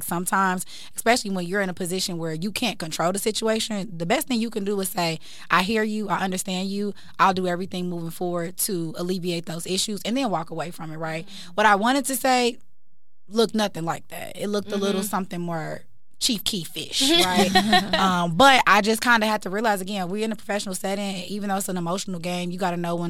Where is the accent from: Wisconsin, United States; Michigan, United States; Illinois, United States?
Illinois, United States; Chicago; now in Atlanta, United States; I'm from Chicago